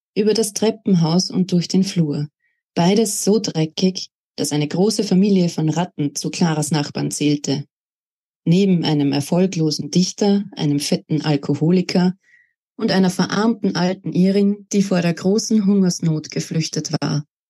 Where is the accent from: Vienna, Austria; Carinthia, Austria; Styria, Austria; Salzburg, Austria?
Salzburg, Austria; now in Upper Austria, Austria; Ich bin gebürtige Salzburgerin, wurde dort 1992 geboren und bin auch im Bundesland Salzburg aufgewachsen, lebe aber jetzt in Oberösterreich